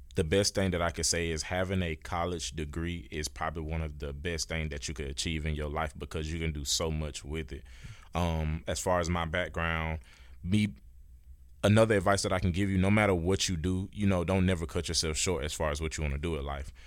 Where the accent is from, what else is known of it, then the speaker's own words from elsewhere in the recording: Warner Robins, Georgia, United States; I'm, I'm a Georgia native. I'm from Warner Robins, Georgia